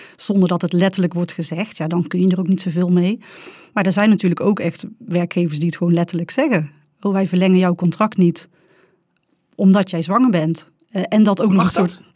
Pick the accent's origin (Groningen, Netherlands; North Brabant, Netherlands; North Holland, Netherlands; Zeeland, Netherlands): North Brabant, Netherlands; accent: Brabants; mijn prachtige Brabants accent